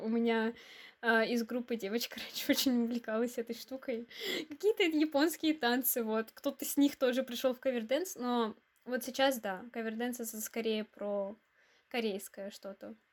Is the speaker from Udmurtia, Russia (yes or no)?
yes; Izhevsk, Udmurtia, Russia; Мне 19 лет. Я из Ижевска.